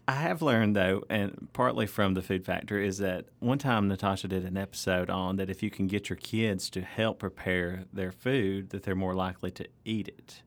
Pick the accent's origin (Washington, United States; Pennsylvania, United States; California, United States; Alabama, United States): Alabama, United States; North; my hometown, uh, where I grew up in North Alabama